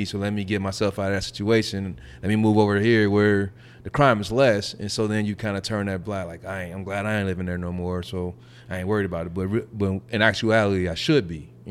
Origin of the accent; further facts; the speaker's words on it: Gary, Indiana, United States; also born or lived in Castleton, Indianapolis; now in Carmel, United States; I'm from Gary